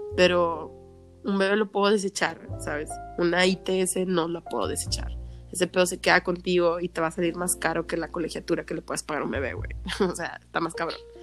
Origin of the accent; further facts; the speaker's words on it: Mexico; como mexicanos siempre hemos sido bien vale madres